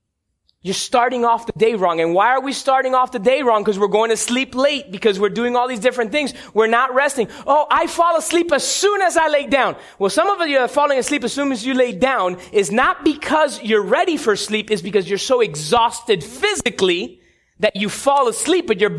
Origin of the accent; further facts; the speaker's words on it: Cuba; I'm Cuban. I grew up on Cuban coffee in La Huirita at grandma's house